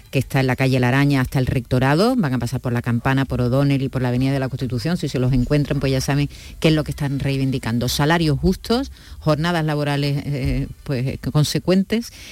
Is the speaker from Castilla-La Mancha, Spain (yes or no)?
no; La Línea de la Concepción, Andalusia, Spain; Y yo soy de la línea